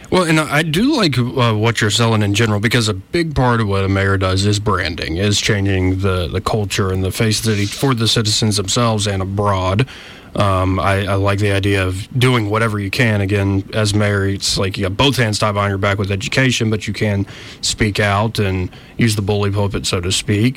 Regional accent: Montgomery, Alabama, United States; I'm 30 years old. I haven't really laid down too many roots, though I was born and raised in Montgomery.

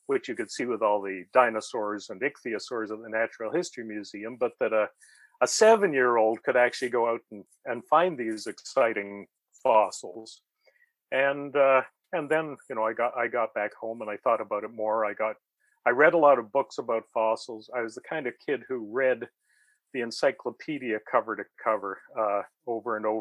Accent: Fredericton, New Brunswick, Canada; also born or lived in London, United Kingdom; I grew up in Fredericton, New Brunswick, which was a place that had very few fossils and no local natural history museum

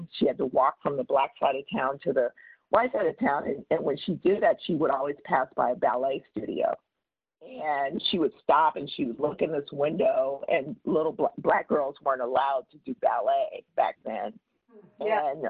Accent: Oklahoma, United States; born there; my parents are both from Oklahoma, and the story, and I was born in Oklahoma

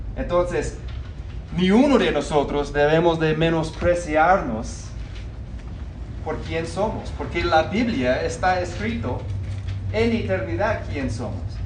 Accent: United States; Spanish is a second language; moved away; yo nací en el norte, en los Estados Unidos

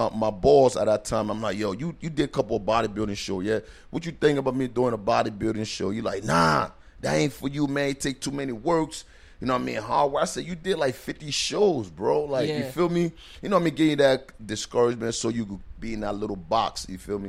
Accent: Liberia; now in New Jersey, United States; I was born and raised in Liberia.

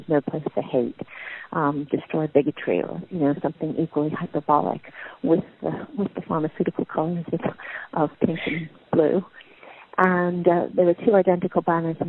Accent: New York, United States; moved away as an adult; now in London, United Kingdom; I'm from New York originally, although I've lived my whole adult life in the UK, mostly in London

